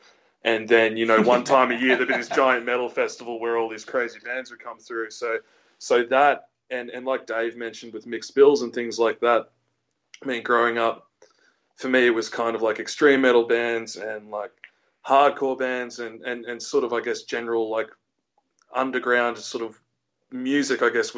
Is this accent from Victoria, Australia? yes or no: no; Canberra, Australian Capital Territory, Australia; I mean, yeah, like I guess growing up in Canberra, I always felt like there was kind of, it was sort of, probably not anymore, but it was sort of a heavy metal town, I guess, when I was growing up.